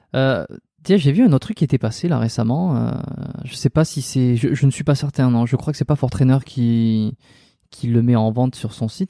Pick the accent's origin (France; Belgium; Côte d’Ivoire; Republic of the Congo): France; moved away as an adult; now in Montreal, Canada; je suis un Français qui est expatrié à Montréal